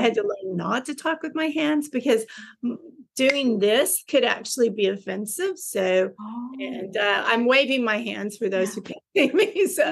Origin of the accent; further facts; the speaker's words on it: Texas, United States; moved away as an adult; also born or lived in Dubai / Philippines; I'm a Texan